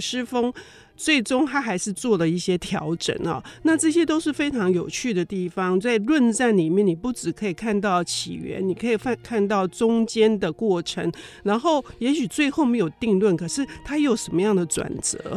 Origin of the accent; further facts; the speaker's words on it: Taiwan; 我们都是台湾人